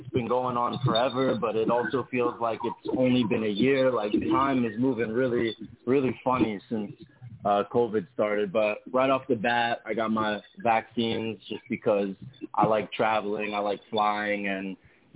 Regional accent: New York City, New York, United States; I grew up in Brooklyn

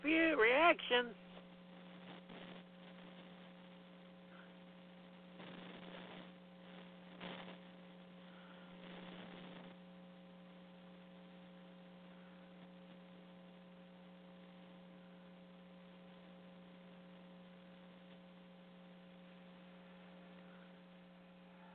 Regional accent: the South, United States; I come from the South

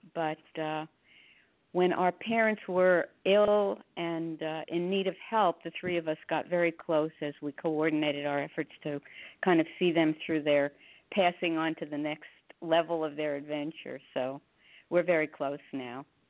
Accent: Hackensack, New Jersey, United States; also born or lived in Newark, New Jersey / Teaneck, New Jersey; they moved to Hackensack, New Jersey, where I went through ninth grade.

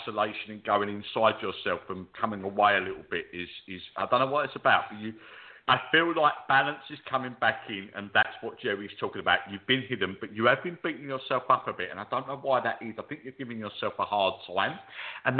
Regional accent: London, United Kingdom; I'm very Londoner

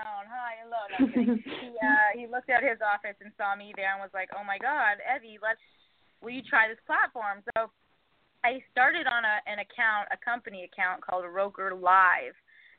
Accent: Canada; moved away as an adult; also born or lived in New York City; now in New York, United States; I'm Canadian

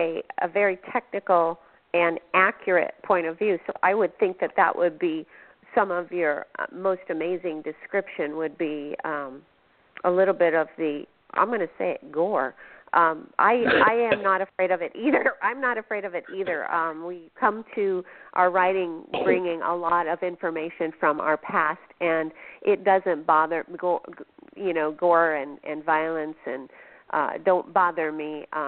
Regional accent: Phoenix, Arizona, United States; now in Washington, United States; I am a transplant from Phoenix, so haven't been schooled in the history of Washington State and the Pacific Northwest.

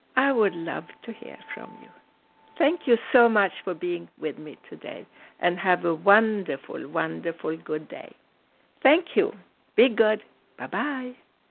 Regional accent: United States; I'm American, I'm a very proud American citizen

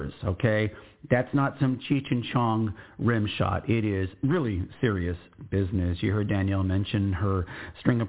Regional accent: Texas, United States; I'm American, I'm Texan

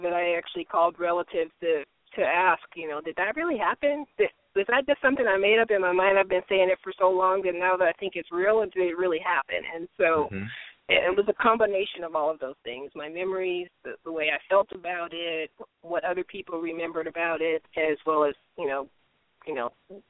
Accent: Detroit, Michigan, United States; For me, it was pretty good. I had those experiences that I had that kind of left an impact on me, but for the most part, I had a good childhood.

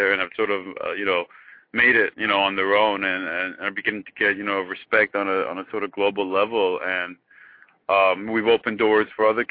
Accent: Iran; moved away as an adult; also born or lived in Eugene, Oregon; now in United States; I was born in Iran, but I grew up in Eugene, Oregon, back in the 80s

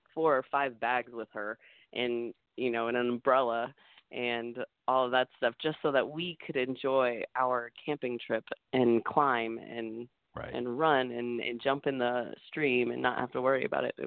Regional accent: Colorado Springs, Colorado, United States; You know what? I think that it was absolutely the best place for me to grow up. I loved hiking and snowboarding, camping, and I tried skydiving out there.

